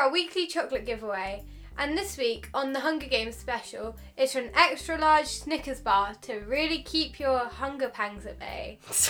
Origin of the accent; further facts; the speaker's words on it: United Kingdom; We're British, Liv.